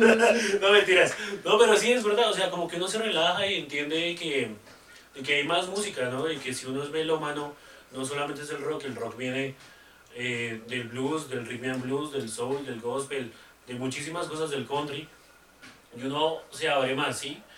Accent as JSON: {"language": "Spanish", "region": "Bogotá", "country": "Colombia", "said": "soy rolo"}